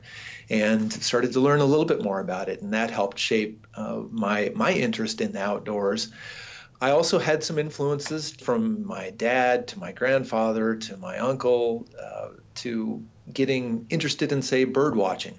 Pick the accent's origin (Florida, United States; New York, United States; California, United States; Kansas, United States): Kansas, United States; Moundridge; 6 miles down the road in Mound Ridge, Kansas, a small town of about 1,500 people